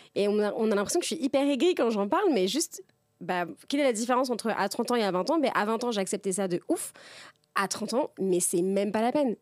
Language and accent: French; Tours, Centre-Val de Loire, France; now in Paris, France; ma, meilleure amie d'enfance, euh, donc on a grandi ensemble à Tours